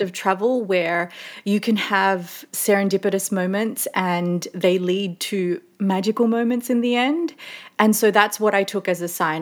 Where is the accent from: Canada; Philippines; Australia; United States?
Australia; Sydney, New South Wales; moved away as an adult; also born or lived in Melbourne / London; I'm originally from Sydney